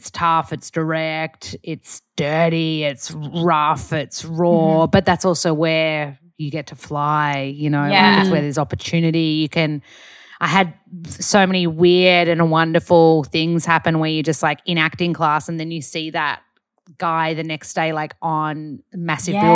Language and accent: English; Australia; accent: Aussie; my accent's not strong enough Aussie because I've been here for like 16 years or something